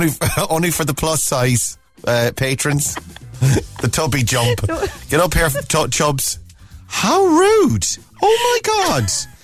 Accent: Cork, Munster, Ireland; I'm not a doctor, but I am from Cork.

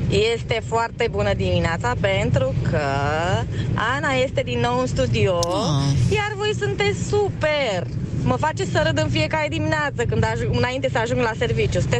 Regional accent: Bucharest, Romania; din Berceni

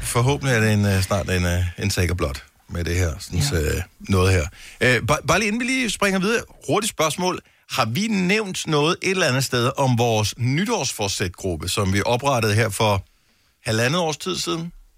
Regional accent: Denmark; vi er trods alt danskere

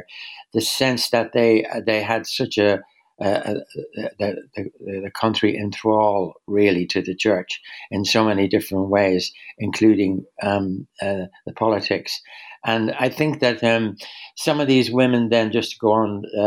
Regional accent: Ireland; I'm Irish

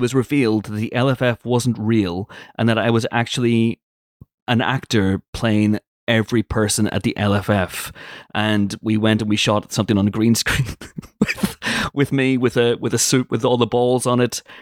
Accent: United Kingdom; I'm British.

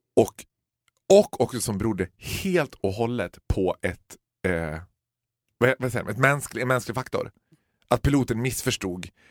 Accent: Borlänge, Dalarna County, Sweden; Vi är födda och uppvuxna i Borlänge

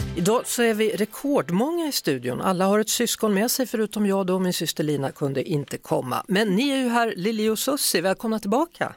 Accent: Västergötland, Västra Götaland, Sweden; moved away; Nu ska vi till mina hemtrakter här minsann. Vi ska till Västergötland och Kvänum

